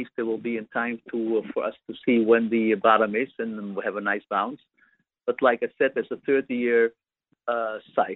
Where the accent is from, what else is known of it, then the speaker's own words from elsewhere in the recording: Amsterdam, North Holland, Netherlands; I'm a Dutch citizen. I'm from Amsterdam